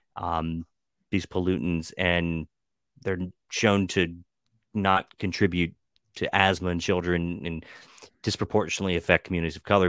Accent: Western Maryland, United States; growing up in Western Maryland

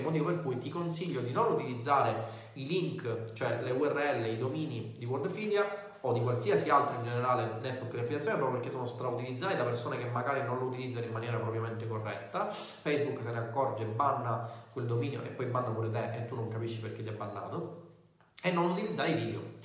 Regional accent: Messina, Sicily, Italy; io sono di Messina, siamo entrambi siciliani

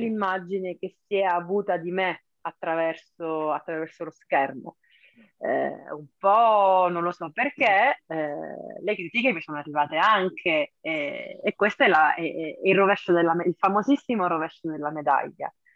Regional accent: Cosenza, Calabria, Italy; ho visto il bollino su Cosenza perché so dov'è la mia città

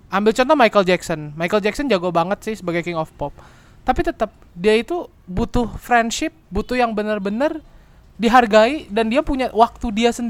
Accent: Bandung, West Java, Indonesia; ya enggak sih sebenarnya kita juga berdua dari Bandung dan kita bangga sih sama Bandung

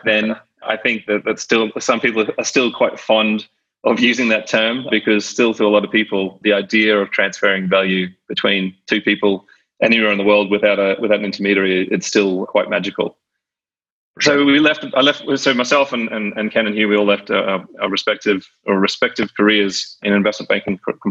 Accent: Brisbane, Queensland, Australia; moved away as an adult; also born or lived in Sydney; I was born and raised in Brisbane, Australia.

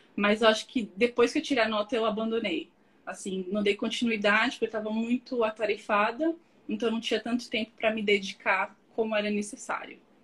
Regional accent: São Paulo, Brazil; moved away as an adult; also born or lived in Australia; Nasci em São Paulo, sou de São Paulo capital.

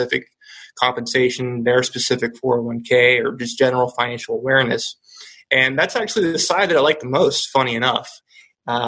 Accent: Polk County, Central Florida, United States; also born or lived in Venezuela; We are originally from Venezuela, and we got here when I was about 5 or 6, and I actually grew up in Central Florida in the Polk County area, right in between Tampa and Orlando

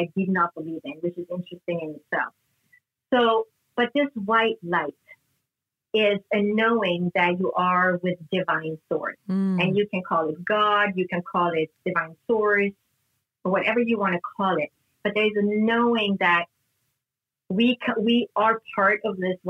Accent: Sweden; moved away; I grew up in Northern Europe in Sweden

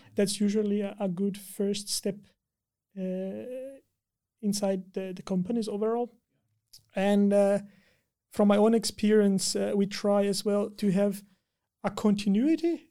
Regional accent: Brazil; moved away as an adult; also born or lived in China; now in Tampere, Finland; I'm from Brazil

